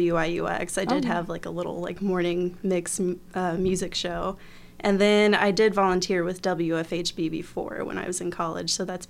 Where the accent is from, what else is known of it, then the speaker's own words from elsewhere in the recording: Fort Wayne, Indiana, United States; moved away as an adult; now in Bloomington, United States; I'm from Fort Wayne, Indiana, originally. I came here to Bloomington about 10 years ago to go to school